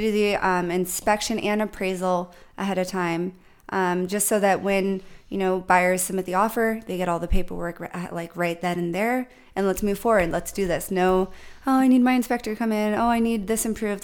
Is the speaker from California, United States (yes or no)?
yes; San Diego, California, United States; also born or lived in New York; I am from New York. My parents uh, got married, came here to San Diego with me and my siblings, but I grew up here